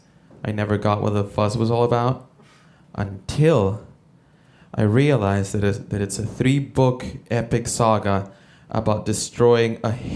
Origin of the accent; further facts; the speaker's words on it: El Salvador; No, I'm not American. I'm originally from El Salvador.